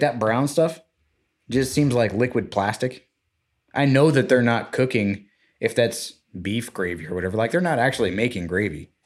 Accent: Florida, United States; we're both from Florida

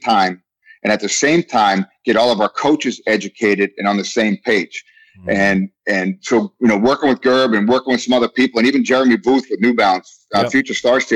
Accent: Boston, Massachusetts, United States; moved away; I've been punched in the face a lot growing up in Boston

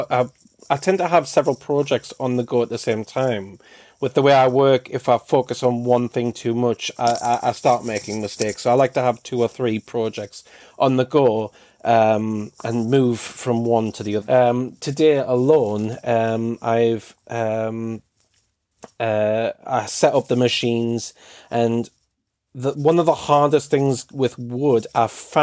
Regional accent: United Kingdom; I'm British

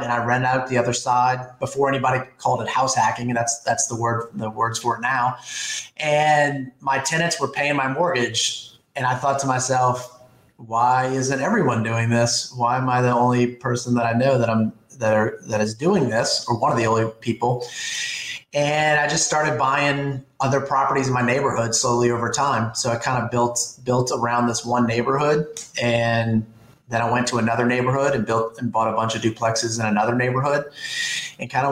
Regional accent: New Orleans, Louisiana, United States; also born or lived in Baton Rouge, Louisiana / Dallas, Texas; I was born and raised in New Orleans. I lived there pretty much my whole life, except for college at LSU and a year in Dallas

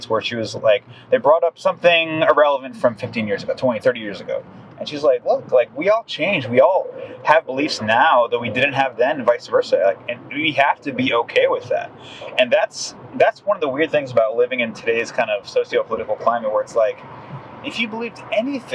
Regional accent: South Florida, United States; moved away as an adult; now in Houston, United States; I grew up in, like, you know, subtropical South Florida near Miami

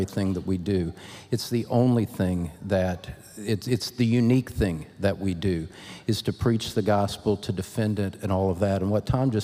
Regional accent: Scotland, United Kingdom; I'm Scottish

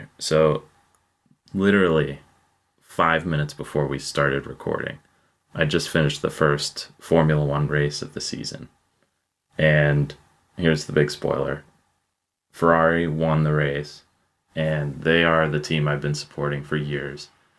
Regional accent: Pittsburgh, Pennsylvania, United States; and I am born and raised in Pittsburgh.

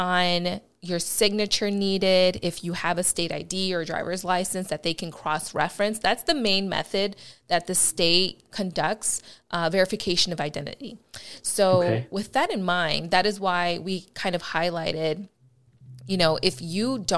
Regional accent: Chicago, Illinois, United States; accent: Midwest; now in Los Angeles, United States; I am from the Midwest, baby. I am born and raised in Chicago, Illinois

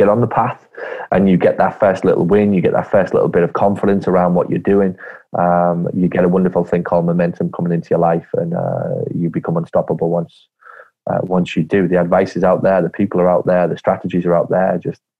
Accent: Ireland; …, as in cough with a G. I'm Irish. It's an Irish name. My family are half Irish. So it's a very traditional Irish family background that I come from originally.

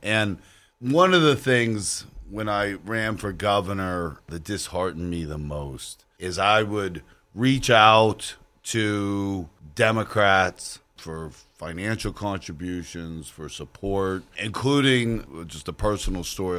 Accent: Beaver County, Pittsburgh area, Pennsylvania, United States; also born or lived in Allegheny County, Pennsylvania; I am a lifelong Pittsburgher myself. Uh, I've, I grew up in Beaver County

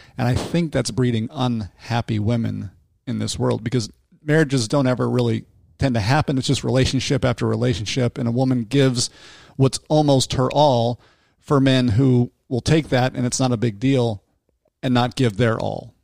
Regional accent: Salt Lake City, Utah, United States; I grew up in Salt Lake City myself

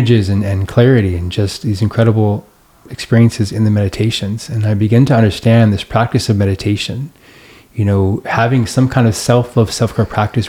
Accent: Long Beach, California, United States; born there; And I was born in Long Beach, and I had never returned in 35 years.

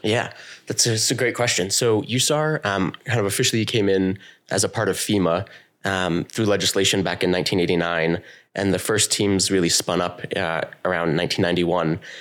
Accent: New York, United States; moved away as an adult; now in Vermont, United States; I come from New York, and I joined, like, the junior corps of the ambulance, and I started running there all throughout, uh, the rest of high school.

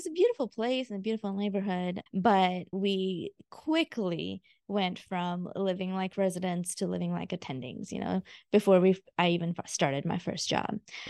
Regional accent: India; moved away; also born or lived in Augusta, United States; I am a first generation immigrant. I moved from India back in 1995 straight to Augusta, Georgia.

